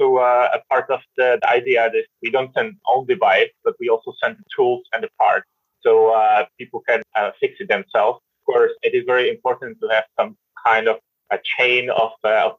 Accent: Czechia; moved away; I'm originally from Czech Republic, where also like everybody knows how to cycle and never had actually any lessons besides that my mother took me to the traffic playground

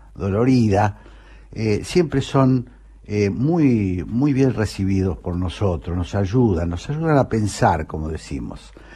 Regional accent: Argentina; como todo argentino de bien

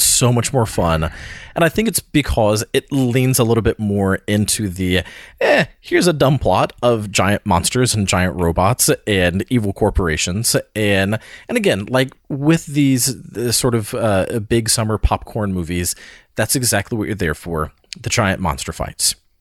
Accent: the South, United States; We're from the South

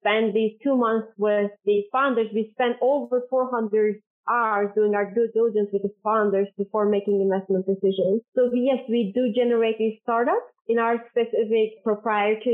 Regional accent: Istanbul, Turkey; moved away as an adult; also born or lived in United States / Norway; So I was born and raised in Istanbul in Turkey

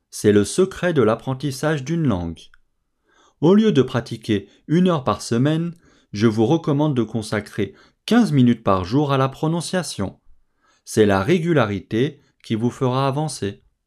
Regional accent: France; je suis français

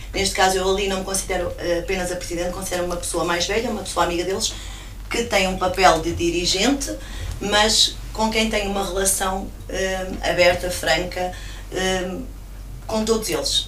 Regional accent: São Paio de Gramaços, Centro, Portugal; eu sou nascida em Criada e criada na, na freguesia de São Pai de Gramazos, as minhas raízes estão lá

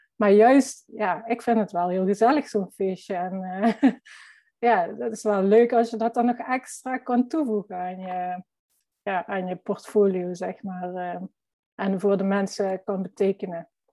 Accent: Limburg, Netherlands; accent: Limburg; ik ben fotograaf uit Limburg. Dat zal je vast wel horen.

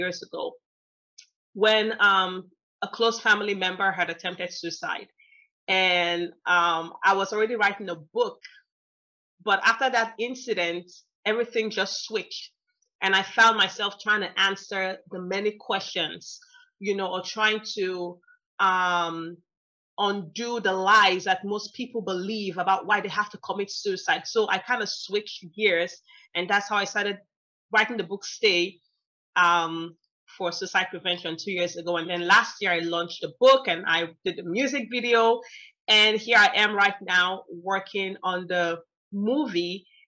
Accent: Nigeria; moved away as an adult; also born or lived in United States; now in Texas, United States; I grew up there, my high school, university, and all of that was there.

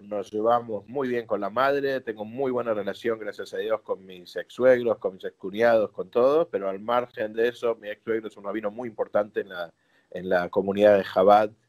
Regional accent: Argentina; also born or lived in New York, United States; yo no nací en Argentina, nací en Nueva York, mi mamá es argentina, mi papá es americano

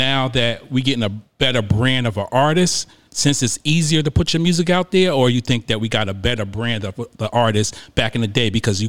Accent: New York, United States; I'm originally from New York, New Jersey area.

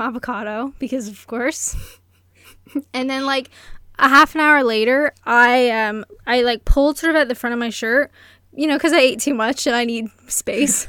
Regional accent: Canada; I'm Canadian.

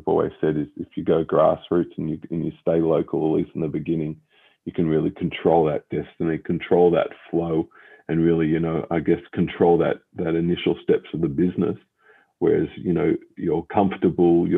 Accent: Melbourne, Victoria, Australia; we were born and raised in Melbourne, had my schooling in Melbourne, university, Monash Full Scholarship out in Melbourne as well

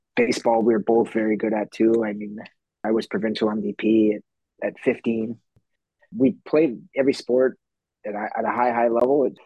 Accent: Canada

